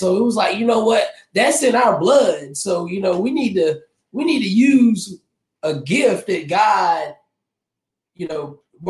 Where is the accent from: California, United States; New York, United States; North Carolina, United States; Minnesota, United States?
North Carolina, United States; Zebulon; everybody. I am from Zebulon, North Carolina.